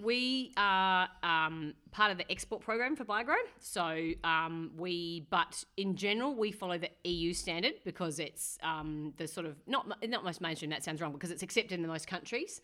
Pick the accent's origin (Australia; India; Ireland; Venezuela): Australia; McLaren Vale, South Australia; moved away as an adult; also born or lived in Clare, South Australia; now in New Zealand; I'm from McLaren Vale, mm-hmm. um, in South Australia